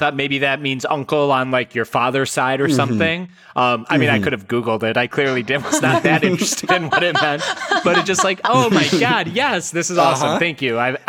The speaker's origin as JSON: {"language": "English", "country": "India", "said": "I'm from India, yes."}